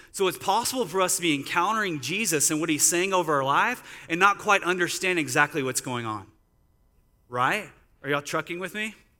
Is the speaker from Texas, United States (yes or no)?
yes; Sulphur Springs, Texas, United States; moved away as an adult; also born or lived in Sacramento / San Marcos; now in San Antonio, United States; I grew up in Dallas area. as a town called Sulphur Springs